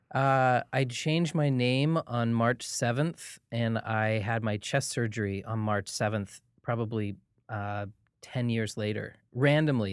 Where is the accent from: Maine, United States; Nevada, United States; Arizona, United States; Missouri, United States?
Maine, United States; Portland; moved away as an adult; now in Los Angeles, United States; I'm originally from Portland, Maine.